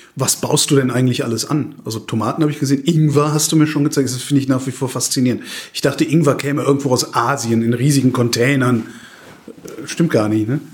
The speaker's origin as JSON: {"language": "German", "town": "Cologne", "region": "North Rhine-Westphalia", "country": "Germany", "tie": "born or raised there", "said": "Gebürtiger Kölner"}